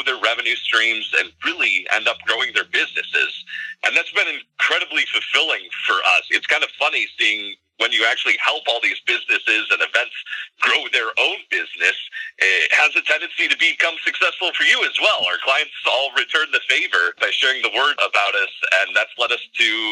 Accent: Hillsdale, Michigan, United States; also born or lived in Flint, Michigan / Detroit, Michigan; I've personally been a Michigander my whole life. I grew up in Hillsdale, Michigan

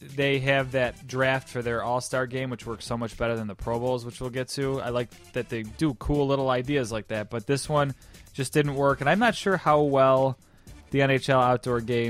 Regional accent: Buffalo, New York, United States; thinking with my hometown pride

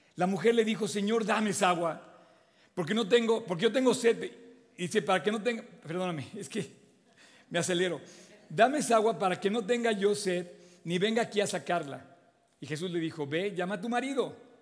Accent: Mexico; todos somos mexicanos

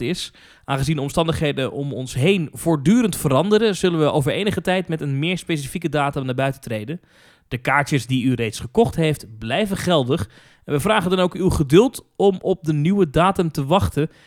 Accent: Netherlands; Als ik daar kom als Nederlander

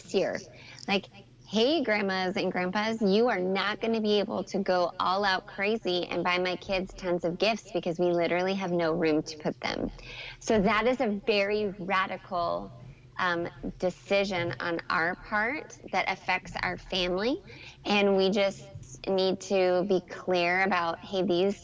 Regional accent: Canada; moved away; growing up in Canada where Santa Claus lives

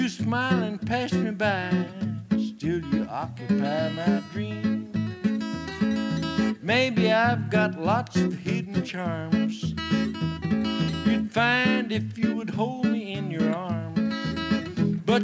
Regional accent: Muhlenberg County, West Kentucky, United States; I was born and raised in West Kentucky, in the coal fields of West Kentucky, in Muhlenberg County

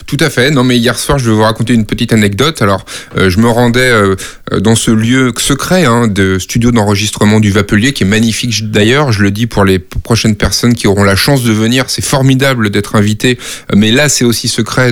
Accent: Nantes, Pays de la Loire, France; moved away as an adult; also born or lived in Brussels; now in Paris, France; j'ai grandi euh, à Nantes euh, et à côté de Nantes

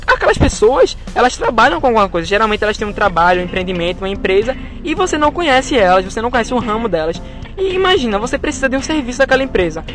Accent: Camaragibe, Pernambuco, Brazil; eu de Camaragibe

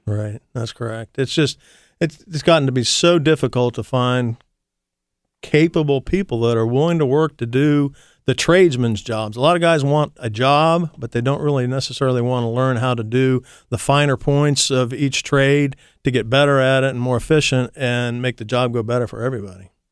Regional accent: Columbus, Ohio, United States; also born or lived in Massachusetts / Idaho; I'm a Columbus boy, actually. I was born in Massachusetts. My family moved to Columbus when I was six, so I'm pretty much a Columbus guy

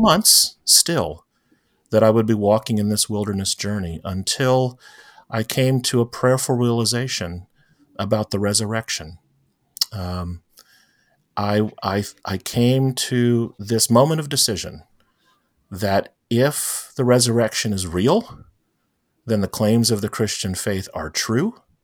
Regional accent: St. Petersburg, Florida, United States; also born or lived in Fort Lauderdale, Florida; now in Tampa, United States; grew up in Saint Petersburg, Florida, which, uh, I lived in throughout all of schooling and then college.

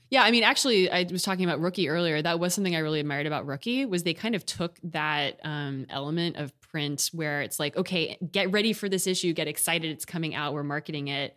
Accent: Austin, Texas, United States; moved away as an adult; also born or lived in Houston / New York / Michigan / Washington, D.C.; now in California, United States; I was born in Houston and grew up in Austin

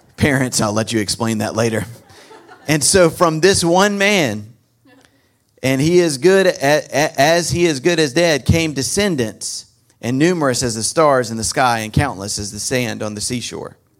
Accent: North Carolina, United States; I'm from North Carolina, so you're gonna get a few y'alls

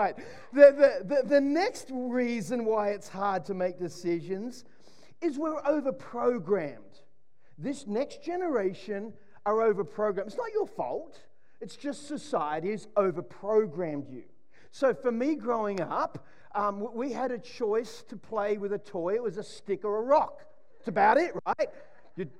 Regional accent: Sydney, New South Wales, Australia; when I grew up in Mona Vale in Sydney, we had four channels

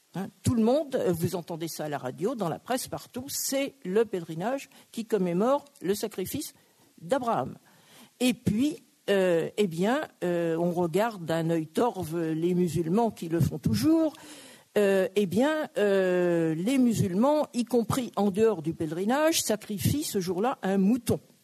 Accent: Brittany, France; je suis bretonne

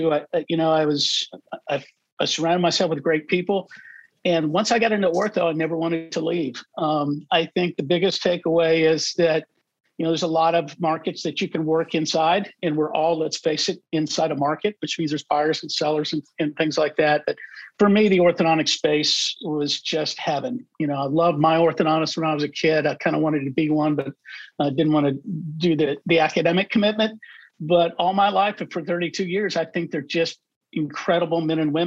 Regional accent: Midwest, United States; moved away; also born or lived in Texas; I grew up in the Midwest

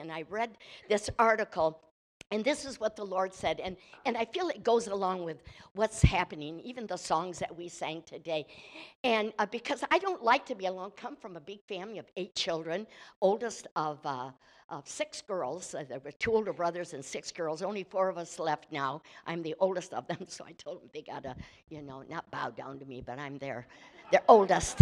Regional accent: Michigan, United States; I'm from Michigan

